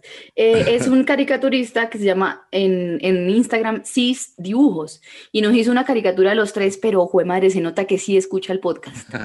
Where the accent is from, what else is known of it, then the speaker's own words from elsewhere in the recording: Colombia; soy colombiana